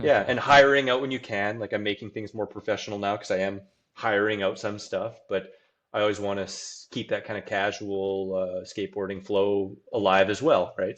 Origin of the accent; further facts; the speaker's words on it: Saskatoon, Saskatchewan, Canada; my hometown of Saskatchewan, Saskatoon